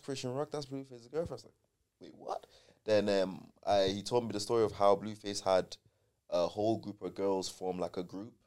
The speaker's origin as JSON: {"language": "English", "town": "Dublin", "region": "Leinster", "country": "Ireland", "tie": "born or raised there", "also_born_or_lived": "Nigeria", "moved": "yes", "lives_now": "Manchester, United Kingdom", "said": "I was born and bred in Dublin"}